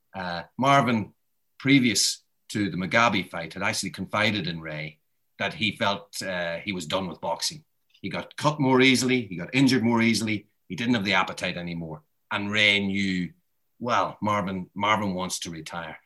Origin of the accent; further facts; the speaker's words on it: Ireland; I'm Irish